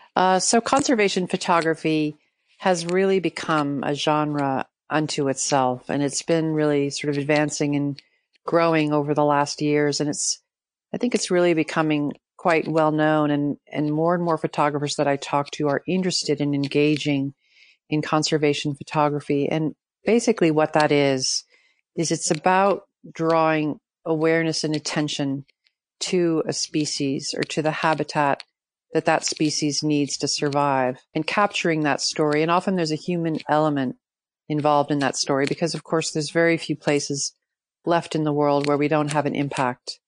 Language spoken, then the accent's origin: English; New York City, New York, United States; I grew up in Manhattan.